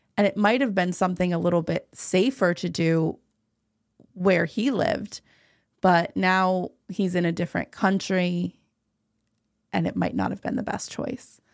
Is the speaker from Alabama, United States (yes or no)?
no; New Jersey, United States; I'm from New Jersey. I'm not from Washington.